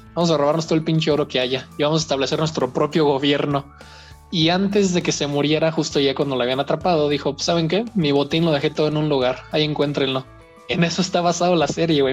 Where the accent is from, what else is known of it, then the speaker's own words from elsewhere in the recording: Mexico; soy de México